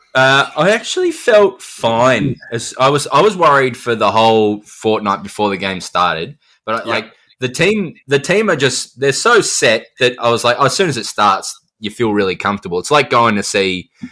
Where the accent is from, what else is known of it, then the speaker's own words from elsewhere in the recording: Adelaide, South Australia, Australia; I grew up in Adelaide